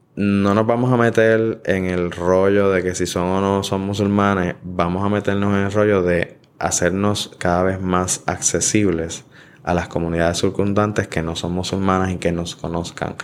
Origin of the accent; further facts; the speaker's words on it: Puerto Rico; nosotros como puertorriqueños